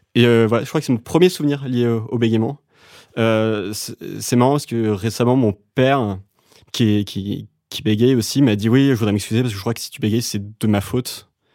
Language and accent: French; Dinard, Brittany, France; moved away as an adult; also born or lived in Saint-Malo / Vannes / Paris; Je suis né à Saint-Malo, la ville des Corsaires, et ensuite j'ai grandi à Dinard